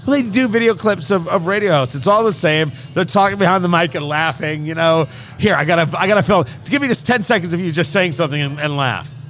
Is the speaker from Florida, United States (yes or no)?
no; Michigan, United States; Oh, nothing good out of Michigan. Oh, I can't go there. It's, uh, it's my home state.